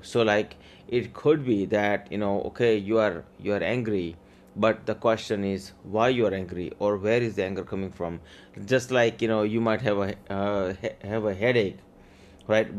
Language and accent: English; Maryland, United States; English is a second language; also born or lived in India; I came here from India with twenty dollars and no English. Grew up here in Maryland